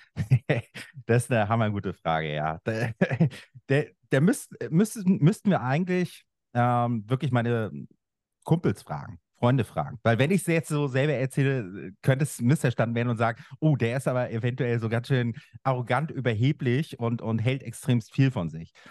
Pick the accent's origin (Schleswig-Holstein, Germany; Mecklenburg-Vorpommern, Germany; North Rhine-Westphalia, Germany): Mecklenburg-Vorpommern, Germany; Schwerin; Ich bin im Osten aufgewachsen. Das ist heute Bundesland Mecklenburg-Vorpommern in Schwerin